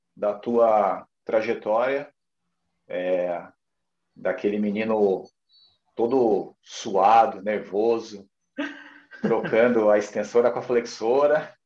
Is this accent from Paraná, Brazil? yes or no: yes; Curitiba, Paraná, Brazil; moved away as an adult; also born or lived in Brasília; now in Recife, Brazil; eu nasci em Curitiba, no Paraná. É, me formei na UFPR, que é a faculdade, a Universidade Federal do Paraná